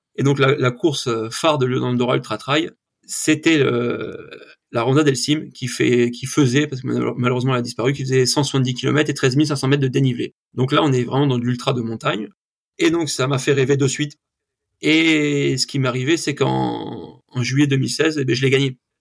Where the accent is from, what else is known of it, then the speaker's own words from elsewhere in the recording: Yvelines, Île-de-France, France; now in Ariège, France; je suis né dans les Yvelines